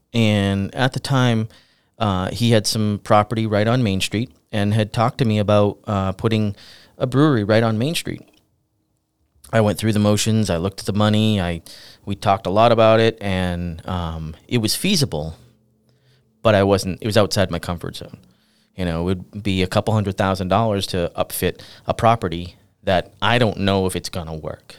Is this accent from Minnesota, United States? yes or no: no; the Seacoast, New Hampshire, United States; I'm from the Seacoast, uh, originally.